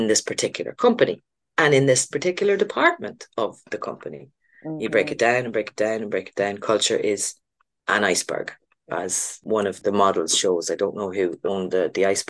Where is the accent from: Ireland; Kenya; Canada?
Ireland; I'm Irish